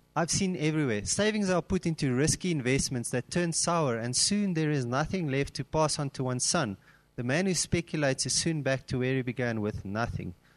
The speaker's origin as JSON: {"language": "English", "town": "Cape Town", "region": "Western Cape", "country": "South Africa", "moved": "yes", "lives_now": "Gauteng, South Africa", "said": "I'm originally from Cape Town, and when I came up to Gauteng"}